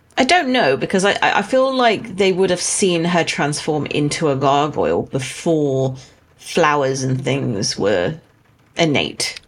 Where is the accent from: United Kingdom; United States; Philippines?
United Kingdom; as a Brit